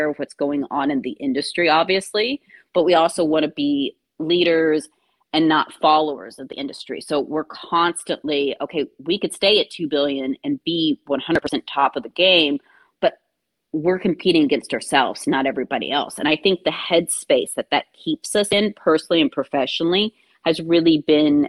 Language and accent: English; Kentucky, United States; growing up in Kentucky.